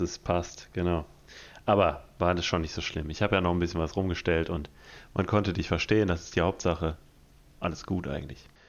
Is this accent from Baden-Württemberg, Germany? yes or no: no; Detmold, North Rhine-Westphalia, Germany; aus Detmold, also aus meiner Heimatstadt